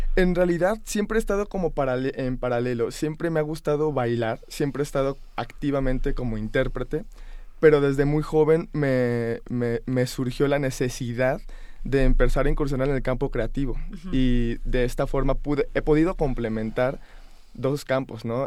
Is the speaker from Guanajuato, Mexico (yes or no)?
yes; Guanajuato, Mexico; also born or lived in New York / Montreal / Barcelona; yo soy antes que nada de Guanajuato